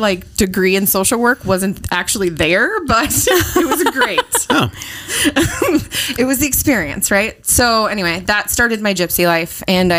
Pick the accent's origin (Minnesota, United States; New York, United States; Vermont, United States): Minnesota, United States; Dent; also born or lived in Fergus Falls; Well, I was born here in Fergus Falls, Minnesota.